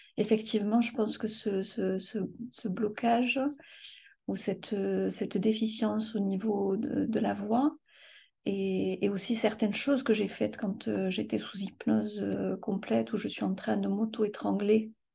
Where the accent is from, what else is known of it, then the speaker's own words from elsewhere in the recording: France; also born or lived in Morocco; je suis ici en France depuis l'âge